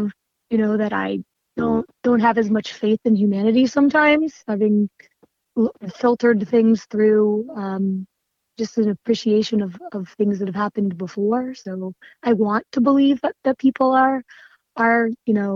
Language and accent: English; Erie, Pennsylvania, United States; moved away as an adult; also born or lived in Pittsburgh, Pennsylvania; now in Virginia, United States; I grew up outside of Erie, Pennsylvania.